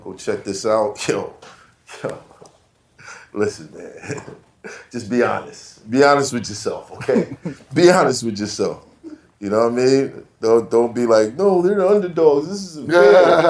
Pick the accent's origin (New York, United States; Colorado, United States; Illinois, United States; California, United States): New York, United States; New York City; I'm from Brooklyn, son.